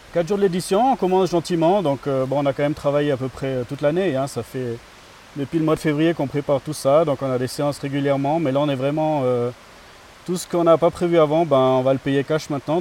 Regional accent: Grimentz, Valais, Switzerland; moved away as an adult; je suis un natif de, de Grimans, donc euh, j'ai vécu toute mon enfance ici jusqu'à à peu près 25 euh, ans

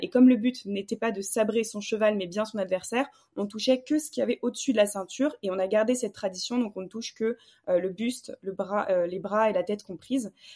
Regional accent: Bordeaux, Nouvelle-Aquitaine, France; now in Paris, France; je viens du sud de la France

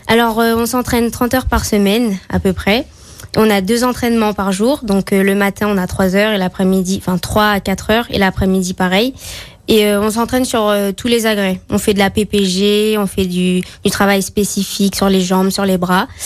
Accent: Fort-de-France, Martinique; also born or lived in Balata, Martinique; now in Saint-Étienne, France; je suis née à Fort-de-France. j'ai vécu à Balata, et et en ce moment, j'habite à Tartane

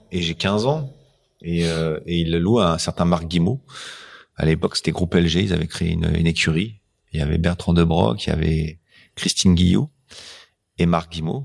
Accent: France; on est français.

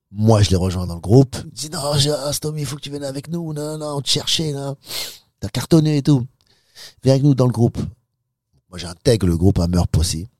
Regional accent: Sarcelles, Île-de-France, France; also born or lived in Pigalle, Paris / Los Angeles; je viens de Sarcelles, et j'ai l'habitude des, cités, des gangs

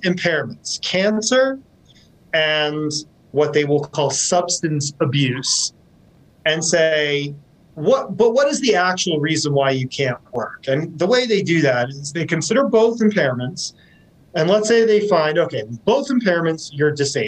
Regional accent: Washington, United States; I'm from Washington State.

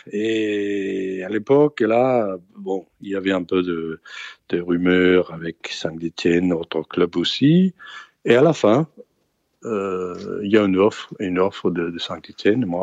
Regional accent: Denmark; Parce que je suis venu du Danemark et j'ai jamais, j'ai jamais vu ça.

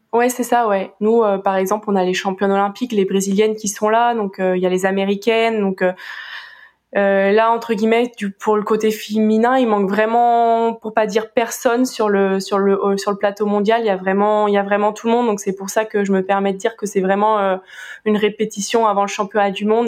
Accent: Brittany, France; now in Marseille, France; je préfère dire que je suis bretonne

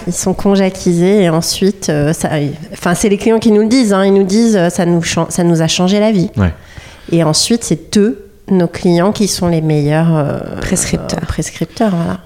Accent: Paris, Île-de-France, France; on est des Parisiennes

